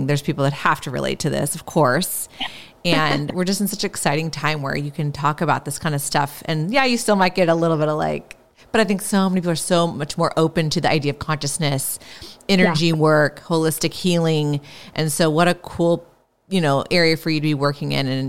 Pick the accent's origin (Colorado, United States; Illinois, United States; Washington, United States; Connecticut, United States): Washington, United States; Seattle; I'm from the Seattle area